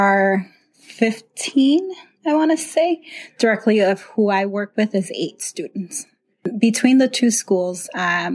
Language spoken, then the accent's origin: English; Chicago, Illinois, United States; moved away as an adult; now in Fox Valley, United States; I grew up in Chicago